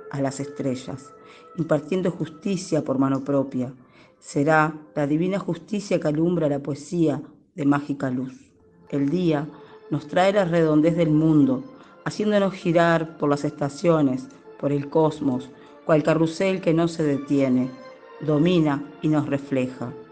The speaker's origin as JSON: {"language": "Spanish", "country": "Uruguay", "lives_now": "Minas, Uruguay", "said": "soy uruguaya, vivo en la ciudad de Minas."}